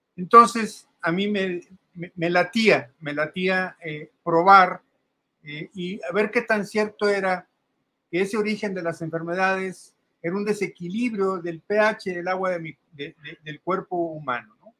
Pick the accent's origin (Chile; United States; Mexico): Mexico; soy mexicano de nacimiento, pero de origen árabe eh, soy segunda generación así aquí en México